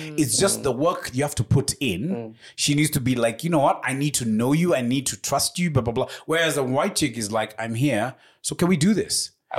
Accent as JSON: {"language": "English", "country": "Kenya", "also_born_or_lived": "United Kingdom", "said": "the minute you tell them, I'm from Kenya, Africa."}